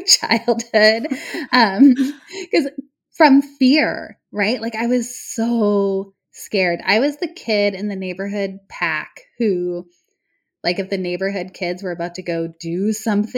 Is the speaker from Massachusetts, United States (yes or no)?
yes; near Boston, Massachusetts, United States; I grew up near Boston